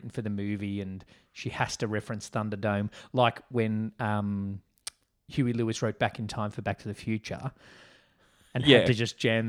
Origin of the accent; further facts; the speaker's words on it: Australia; We call them biscuits. Because we're Aussie.